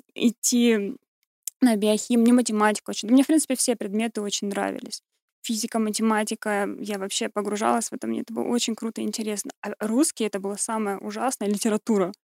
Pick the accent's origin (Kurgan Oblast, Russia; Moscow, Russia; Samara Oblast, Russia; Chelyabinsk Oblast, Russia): Kurgan Oblast, Russia; Kurgan; moved away as an adult; also born or lived in Ukraine; now in Germany; родилась на Украине, я чистокровная украинка, но выросла в России